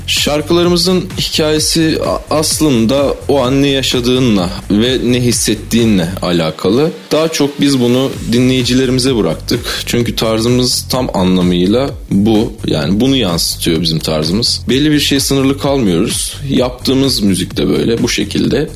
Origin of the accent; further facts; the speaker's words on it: Ankara, Turkey; Ankara doğumluyum ve Ankara'da yaşıyorum.